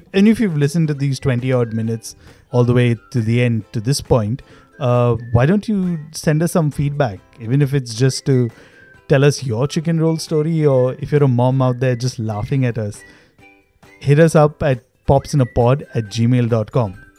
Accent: Mumbai, Maharashtra, India; I was born in South Bombay

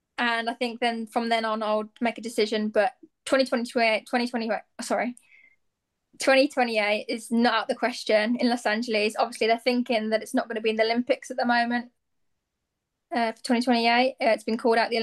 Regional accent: near Aston, West Midlands, United Kingdom; near my hometown

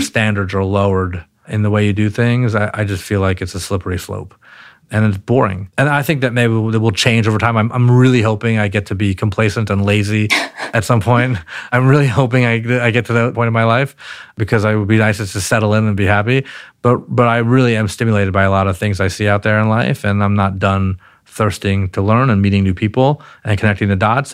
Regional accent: Baltimore, Maryland, United States; also born or lived in Palo Alto, California / Pikesville, Maryland / Mount Washington, Baltimore; So we moved to, uh, to Baltimore, Maryland, and, uh, I grew up in a place called Pikesville for a while, then Mount Washington, and then I went to an inner city public high school in Baltimore

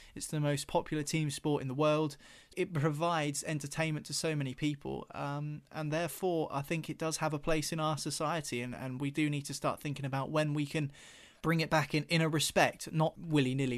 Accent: United Kingdom; It's part of our identity as British people.

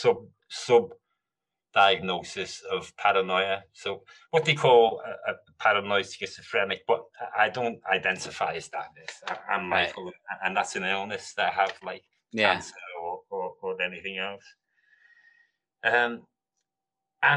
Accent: Liverpool, North West England, United Kingdom; moved away as an adult; also born or lived in London; I'm from Liverpool. I was born in Mill Road Hospital.

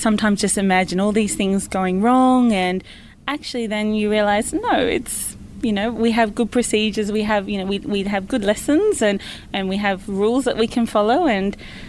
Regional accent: Canberra, Australian Capital Territory, Australia; I'm from Canberra

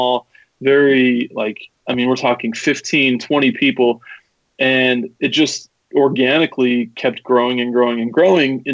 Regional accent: Salt Lake City, Utah, United States; I'm from Salt Lake City. Lived here my entire life

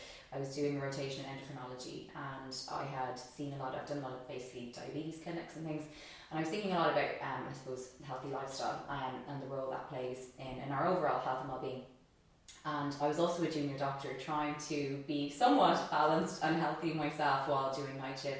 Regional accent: United States; born there; I am Irish. I was born in America, but I'm mostly Irish.

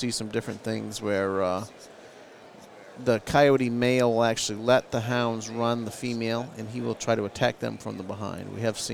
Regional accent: Searsport, Maine, United States; I'm from Searsport, Maine

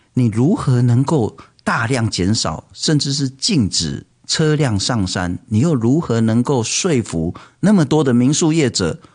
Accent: Taipei, Taiwan; 我其实从小出生在台北

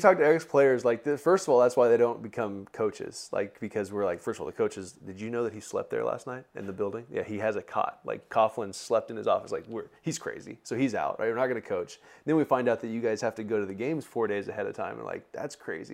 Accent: Bakersfield, California, United States; also born or lived in Fresno; I grew up in Bakersfield.

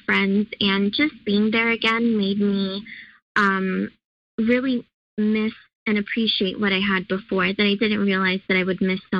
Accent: California, United States; moved away as an adult; also born or lived in Chicago; I moved from Chicago to California, and where my parents live and where I grew up before I moved to Chicago for school

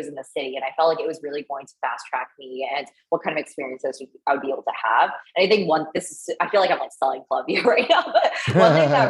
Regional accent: outside Boston, Massachusetts, United States; also born or lived in China / Canada; I spent most of my childhood and formative years in America, outside Boston, in the suburbs

